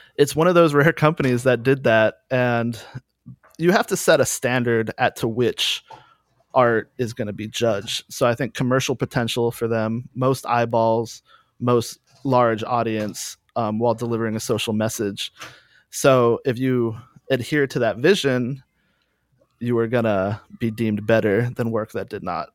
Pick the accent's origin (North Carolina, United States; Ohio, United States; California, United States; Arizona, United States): North Carolina, United States; Durham; moved away as an adult; also born or lived in Chicago; I grew up in Durham, North Carolina, around Chapel Hill in the Carborough merge record scene